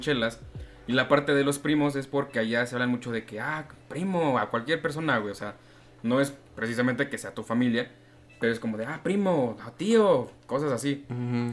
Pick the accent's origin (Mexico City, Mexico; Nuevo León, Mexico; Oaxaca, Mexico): Mexico City, Mexico; yo soy un chilango que experimenta